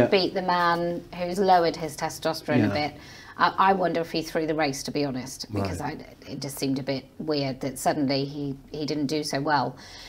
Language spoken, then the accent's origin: English; Somerset, South West England, United Kingdom; moved away as an adult; also born or lived in Leeds / Bristol; now in Wiltshire, United Kingdom; I grew up in Somerset.